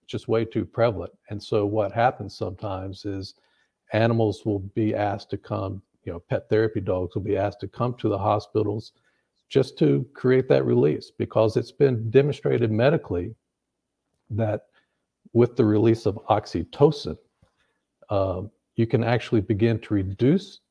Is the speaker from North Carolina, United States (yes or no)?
yes; North Carolina, United States; also born or lived in upstate New York; now in Tennessee, United States; growing up, we grew up in North Carolina, out in the country.